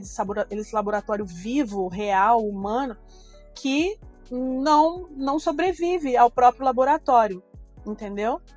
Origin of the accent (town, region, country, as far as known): Brazil